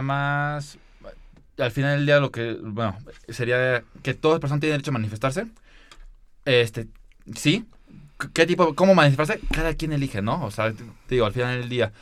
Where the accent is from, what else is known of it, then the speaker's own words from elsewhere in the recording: Mexico; como mexicanos